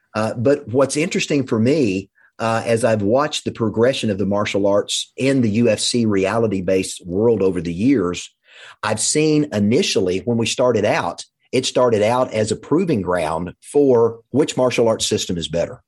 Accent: Russellville, Arkansas, United States; also born or lived in Fort Smith, Arkansas; we moved from Fort Smith to Russellville, Arkansas

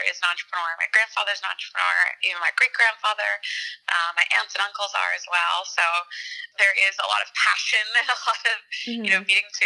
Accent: Wayne, Pennsylvania, United States; moved away as an adult; also born or lived in Boston, Massachusetts; now in New York, United States; I grew up right outside of Philadelphia in Wayne

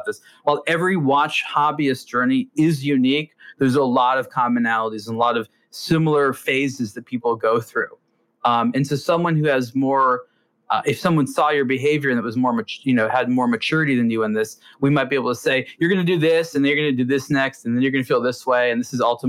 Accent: Los Angeles, California, United States; growing up in Los Angeles

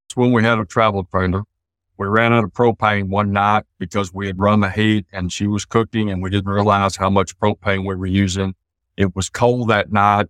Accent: East Texas, United States; We're both from East Texas. I spent most of my adult life in East Texas

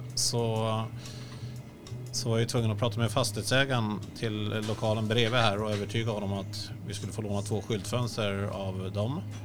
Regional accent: Sweden; jag är svensk.

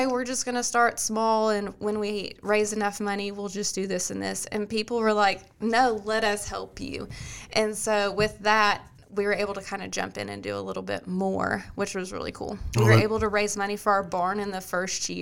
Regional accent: Kentucky, United States; moved away as an adult; now in Robertson County, United States; I'm from Kentucky

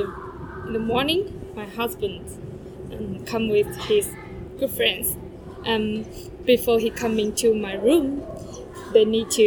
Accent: Guangdong, China; English is a second language; moved away as an adult; now in Shenzhen, China; I'm from Chaoshan.

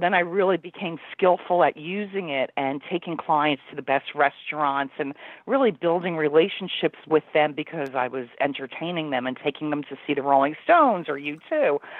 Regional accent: Union, New Jersey, United States; now in New York City, United States; I grew up in Union, New Jersey, which is about 15 minutes from New York City

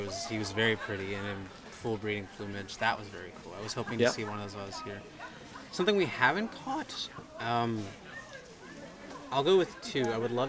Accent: United States; I'm from the States and I don't travel a lot

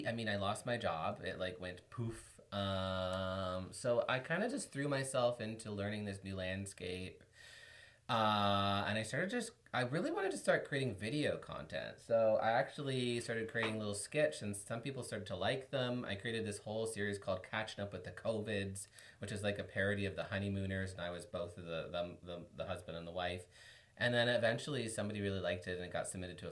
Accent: Kingston, Ontario, Canada; when I was growing up in Kingston, it was not what it was today

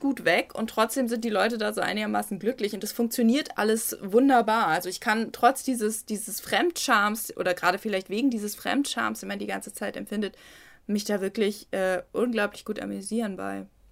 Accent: Germany; als Deutsche

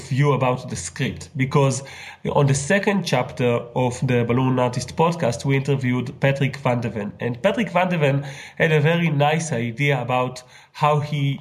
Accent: Israel; I'm from Israel

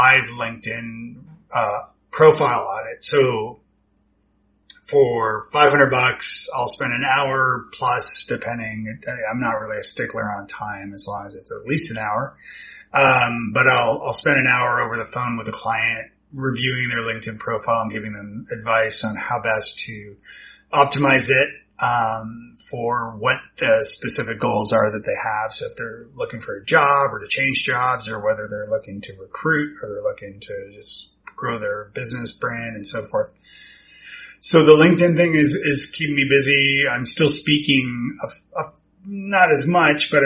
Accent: Toronto, Ontario, Canada; moved away as an adult; also born or lived in Ireland / Scotland; now in Nashville, United States; I'm from, Toronto originally. So yeah, moved to Nashville in 07, I think it was.

